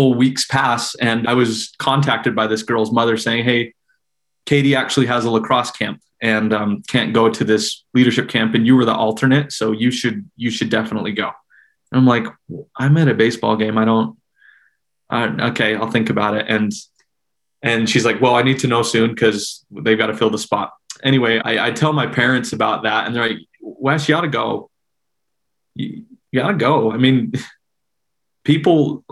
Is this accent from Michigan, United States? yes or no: no; Salt Lake City, Utah, United States; I grew up in the Mill Creek neighborhood on the east benches of Salt Lake City